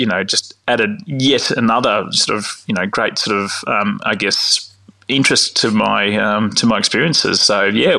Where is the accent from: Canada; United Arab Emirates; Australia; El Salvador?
Australia; Victoria; You know, I grew up on the Mornington Peninsula producing cool climate wines. We're in a family that was producing cool climate wines, you know, Chardonnay and Pinot.